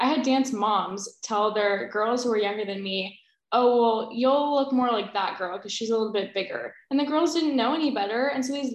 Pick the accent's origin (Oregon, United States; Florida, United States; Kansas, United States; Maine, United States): Oregon, United States; Portland; now in Eugene, United States; I'm from Portland, Oregon, but moved permanently to Eugene, Oregon after college